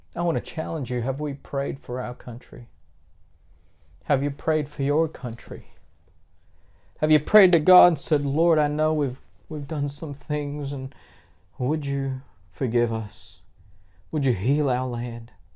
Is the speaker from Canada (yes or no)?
no; Australia; moved away; I was raised in Australia from the age of four up to adulthood, and I count it as my home.